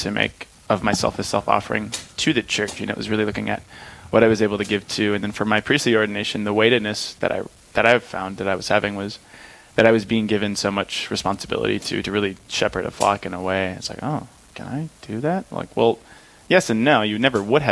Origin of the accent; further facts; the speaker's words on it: Hinckley, Minnesota, United States; I'm originally from a small town called Hinckley, Minnesota